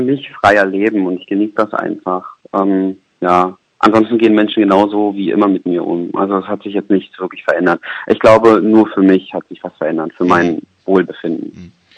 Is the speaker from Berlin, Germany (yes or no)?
yes; Berlin, Germany; moved away as an adult; now in Düsseldorf, Germany; ich komme aus Berlin